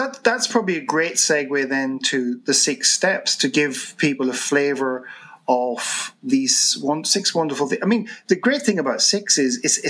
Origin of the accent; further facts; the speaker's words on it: Ireland; as an Irish person